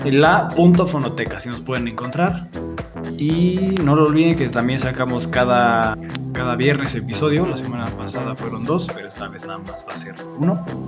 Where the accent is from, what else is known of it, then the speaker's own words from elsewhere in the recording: Querétaro, Mexico; yo soy de Querétaro